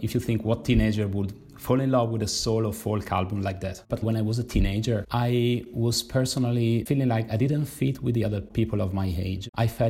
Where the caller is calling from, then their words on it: Milan, Lombardy, Italy; I'm speaking from Milan, Italy.